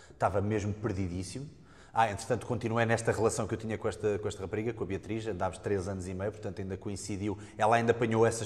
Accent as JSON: {"language": "Portuguese", "town": "Portimão", "region": "Algarve", "country": "Portugal", "said": "eu também já pratiquei Kung Fu, estou a praticar kickbox, sou de Portimão, e por acaso eu na altura passava férias em Portimão com a minha mãe e com os meus avós"}